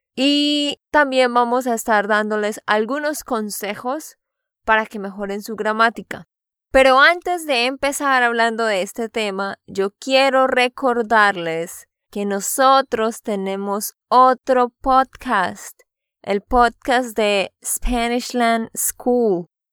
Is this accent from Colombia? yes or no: yes; Santander, Colombia; de Santander, Colombia